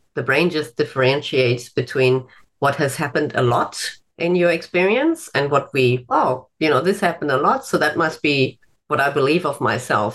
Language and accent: English; Germany; moved away as an adult; now in Australia; I'm originally from Germany